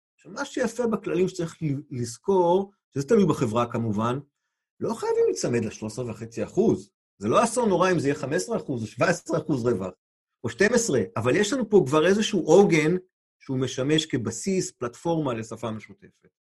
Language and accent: Hebrew; Israel; לנו כישראלים